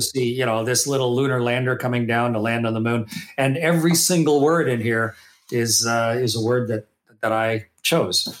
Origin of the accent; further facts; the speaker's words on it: Canada; that little kid growing up in Canada